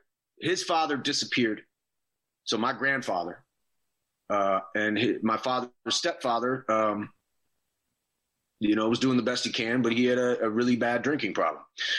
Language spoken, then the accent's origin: English; New York, United States; I was born in New York, man. And like, this is my home